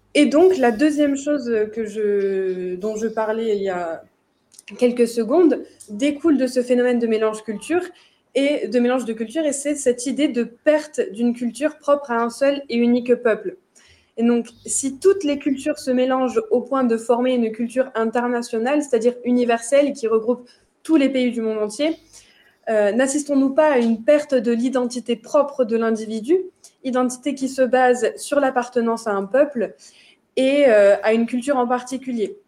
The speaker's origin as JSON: {"language": "French", "country": "France", "said": "en tant que Français"}